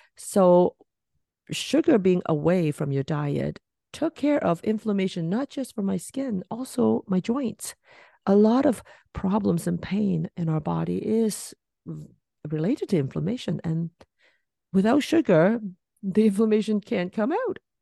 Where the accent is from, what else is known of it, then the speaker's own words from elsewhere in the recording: Hong Kong; moved away; I was from Hong Kong, so once a year I, I try to go back